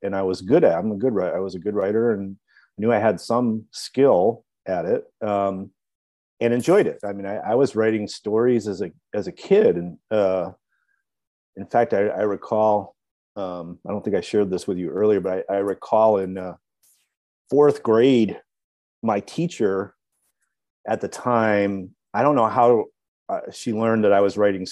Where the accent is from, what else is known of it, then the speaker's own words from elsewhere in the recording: Wilmette, Illinois, United States; also born or lived in Ohio / Washington, D.C.; now in Chicago, United States; I grew up in Wilmette in the northern suburbs, North Shore of Chicago.